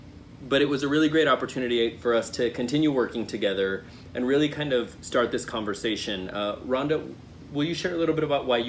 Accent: Fort Collins, Colorado, United States; born there; also born or lived in Zacatecas / Nebraska / New Mexico; I was born in Fort Collins, Colorado, but I've lived in Zacatecas in Mexico. I've lived in Nebraska, New Mexico, and Colorado, and I call Colorado home.

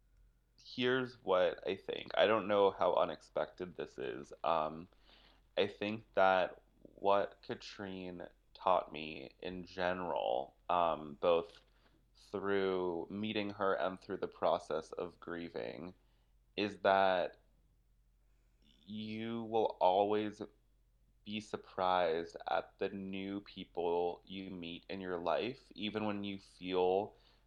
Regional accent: New York, United States; I was born and raised in the Lower East Side.

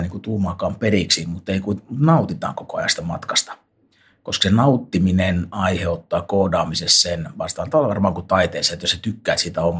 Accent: Finland; jossain Poskarassa, mistä mä tosiaan kotoisin

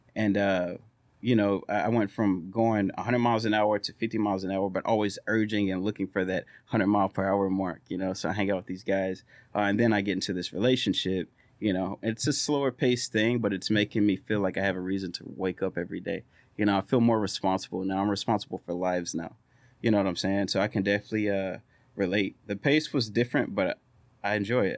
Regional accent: Orange, Texas, United States; our small town is growing

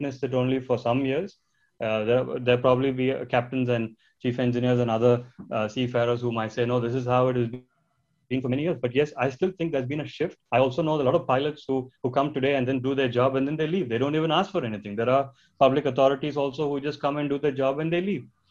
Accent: India; I come from India.

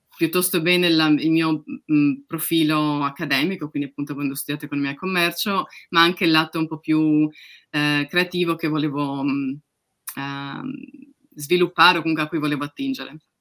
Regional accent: Udine, Friuli-Venezia Giulia, Italy; now in United Kingdom; Di Udine, che nessuno conosce.

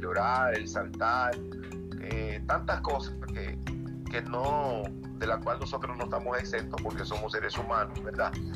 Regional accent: Santo Domingo Este, Distrito Nacional, Dominican Republic; vivo en Santo Domingo y nací precisamente en Santo Domingo

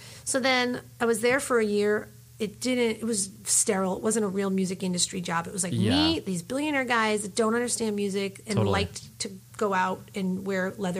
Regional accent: Philadelphia, Pennsylvania, United States; moved away as an adult; also born or lived in New York City, United States; now in Los Angeles, United States; I'm coming from Philly.

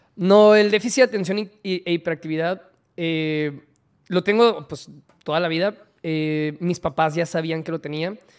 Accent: Monterrey, Nuevo León, Mexico; also born or lived in Mexico City

